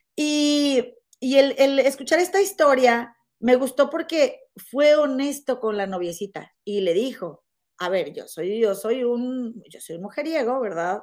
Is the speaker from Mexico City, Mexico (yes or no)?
no; Monterrey, Nuevo León, Mexico; moved away as an adult; now in United States; yo soy de Monterrey